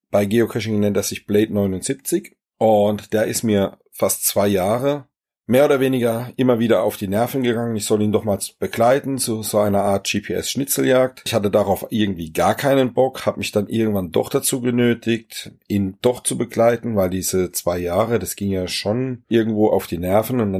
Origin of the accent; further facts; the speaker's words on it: Germersheim, Rhineland-Palatinate, Germany; Ja, ich komme aus Germersheim. Das ist eine ganz kleine, schöne, alte Festungsstadt am Rhein. Hat circa 20.000 Einwohner.